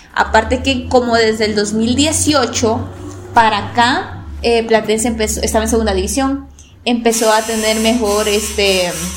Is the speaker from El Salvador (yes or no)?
yes; Rosario de La Paz, La Paz, El Salvador; Soy de El Salvador, específicamente, eh, bueno, acá en México ustedes les dicen estado, nosotros les decimos departamentos. Yo soy originaria del departamento de La Paz, o sea, zona costera, y del municipio de Rosario